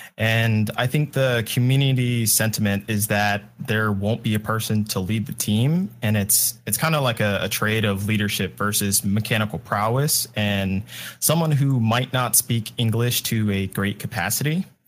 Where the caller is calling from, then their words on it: Los Angeles, California, United States; What's up? Sunny Los Angeles.